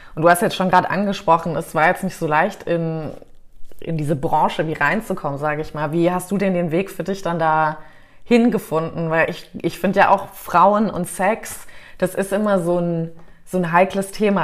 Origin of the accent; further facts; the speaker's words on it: United States; moved away; also born or lived in Canada / Mallorca, Spain / Germany; weil ich bin ja in Amerika aufgewachsen, war jetzt lange in Kanada